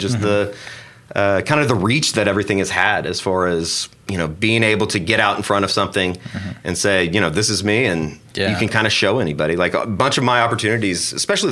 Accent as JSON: {"language": "English", "town": "Oklahoma City", "region": "Oklahoma", "country": "United States", "tie": "born or raised there", "said": "growing up in Oklahoma City, going down to Bricktown"}